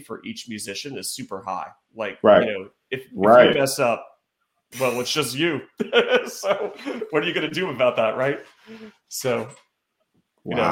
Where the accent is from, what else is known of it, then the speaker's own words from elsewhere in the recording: North Carolina, United States; I grew up in North Carolina